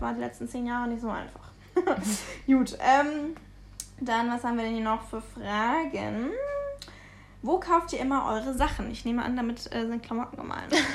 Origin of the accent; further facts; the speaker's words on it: Munich, Bavaria, Germany; wir kommen eigentlich aus München übrigens, ähm, dann haben wir noch zu Hause gewohnt